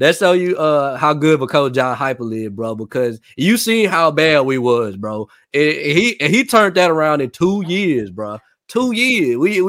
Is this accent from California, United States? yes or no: no; Nashville, Tennessee, United States; I mean, I'm from Nashville, so I ain't got no choice.